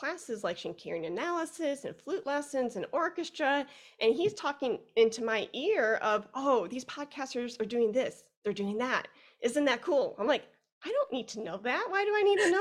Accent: Chicago, Illinois, United States; now in Fort Worth, United States; I'm originally from Chicago. I live in Fort Worth, Texas right now

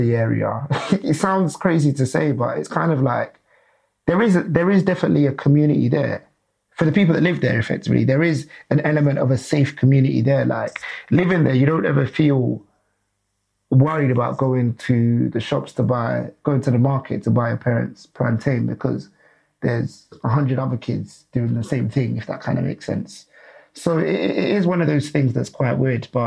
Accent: London, United Kingdom; I was born in South London, originally born in around like the Borough area, so fairly close to Central

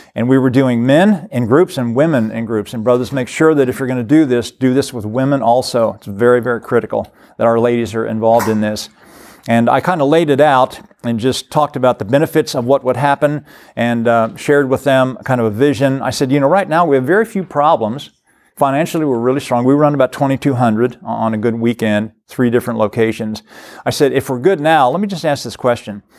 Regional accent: Cincinnati, Ohio, United States; now in Florence, Kentucky, United States; I was from the Cincinnati area.

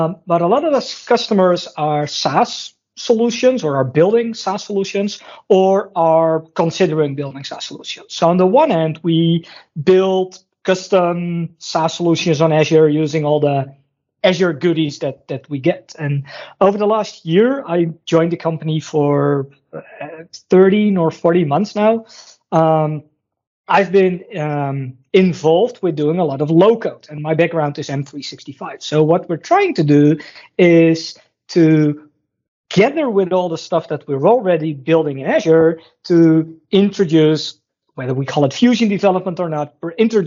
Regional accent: Netherlands; I'm from the Netherlands

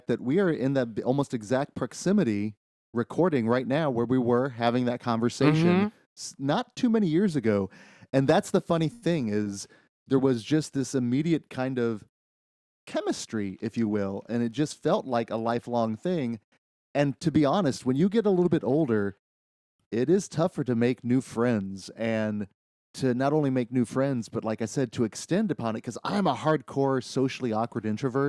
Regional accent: Midwest, United States; we're from the Midwest

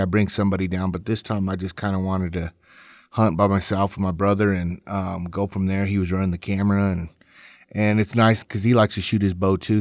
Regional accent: North Platte, Nebraska, United States; my hometown in, uh, North Platte, Nebraska.

